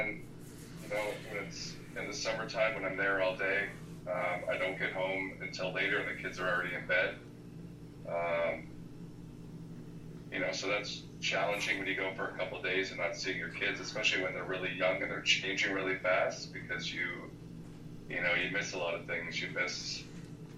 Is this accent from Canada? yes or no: yes; Fergus, Ontario, Canada; I grew up in Fergus, Ontario